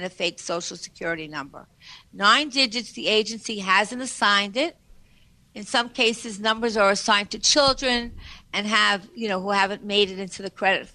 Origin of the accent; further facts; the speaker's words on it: New York, United States; we're all from New York